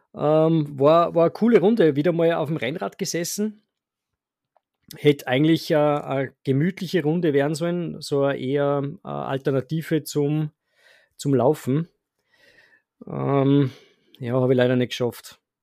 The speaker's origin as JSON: {"language": "German", "region": "Salzburg", "country": "Austria", "said": "bei uns in Salzburg"}